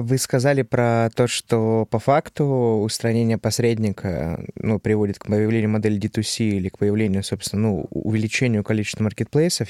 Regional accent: Novosibirsk, Novosibirsk Oblast, Russia; moved away; я из Новосибирска

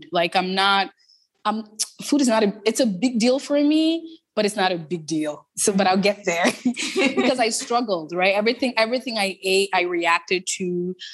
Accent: Toronto, Ontario, Canada; so I grew up in Toronto. I grew up in the Jane and Finch community.

